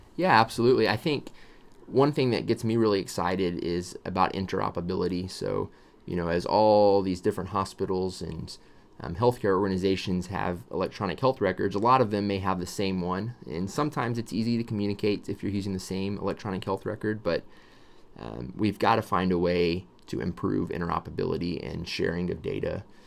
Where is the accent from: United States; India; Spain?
United States; Texas; I was born in Texas